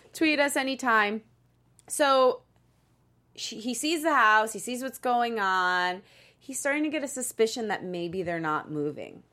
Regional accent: Midwest, United States; Krista and I just found out we're both from the Midwest

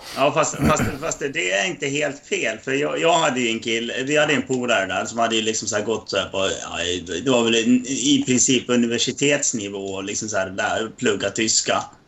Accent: Sweden; jag är från Sverige.

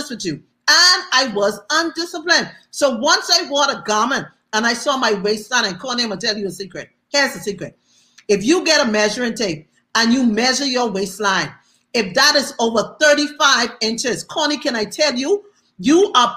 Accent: Bahamas; moved away; also born or lived in Atlanta; I was from the Bahamas

